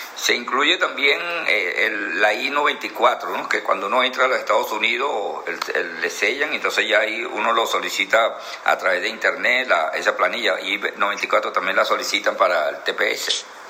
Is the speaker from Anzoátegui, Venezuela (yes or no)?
yes; Anzoátegui, Venezuela; nosotros somos de Anzuategui